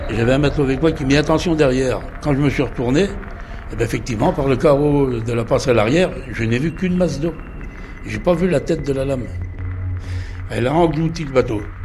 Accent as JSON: {"language": "French", "town": "Les Sables-d'Olonne", "region": "Pays de la Loire", "country": "France", "said": "je suis des Sables l'One, ancien marin-pêcheur"}